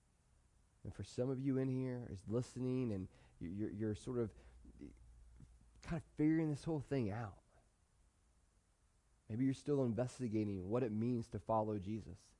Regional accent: United States; I love being an American. I love being in America.

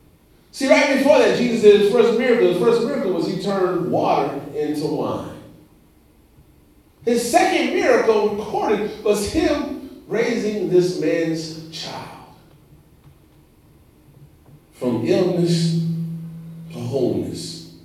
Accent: Indiana, United States; moved away; also born or lived in South Carolina; So, I'm from Indiana, so it's a rule. I lived in Indiana for a number of years, born in Indiana. It's a rural community, and we have nothing but corn and soybeans. Soybeans and corn. I came to South Carolina.

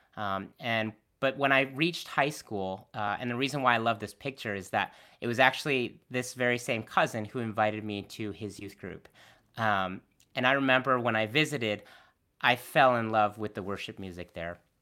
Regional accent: Connecticut, United States; also born or lived in Boston; I was born and raised in Connecticut

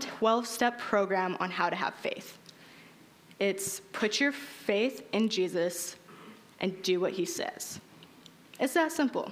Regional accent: Utah, United States; growing up in Utah

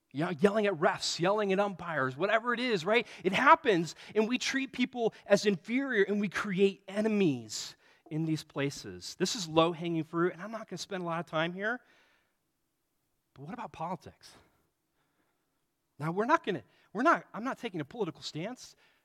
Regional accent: Nebraska, United States; Growing up in Nebraska, the team that I mean, growing up, like, the older years in Nebraska was against Oklahoma, but when it was my age, it was Nebraska versus Colorado.

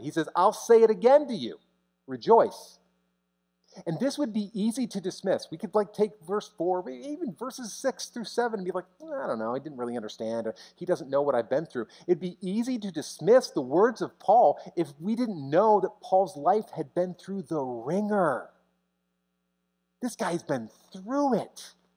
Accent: United States; as an American pastor

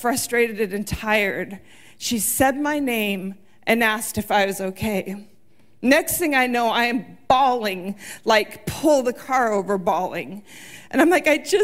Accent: United States; also born or lived in South Texas; we moved up from South Texas to Washington

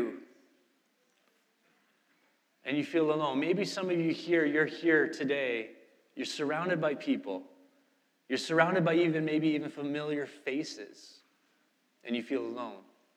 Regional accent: Canada; moved away; I'm from Canada, just landed

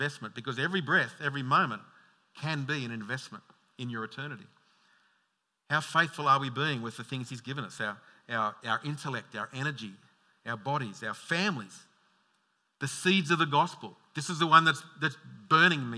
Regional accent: Logan, Queensland, Australia; I'm the bogan from Logan

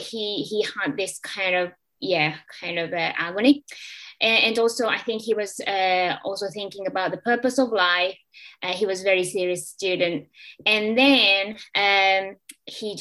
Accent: Japan; moved away as an adult; now in Liverpool, United Kingdom; I'm from Japan, and I originally came to Liverpool about, I don't know, when I was 23 years old

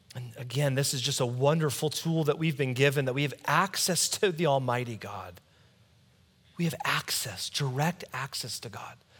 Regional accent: United States; I'm American.

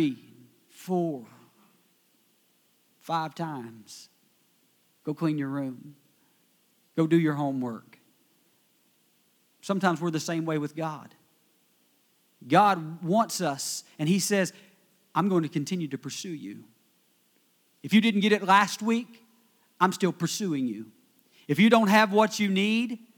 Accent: West Virginia, United States; I am from West Virginia

